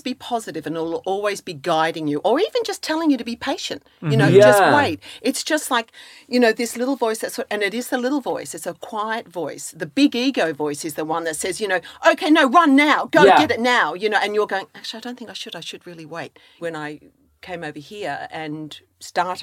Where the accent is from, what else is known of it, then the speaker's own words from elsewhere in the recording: Australia; moved away as an adult; now in Ireland; I'm Irish, half Irish, Australian Irish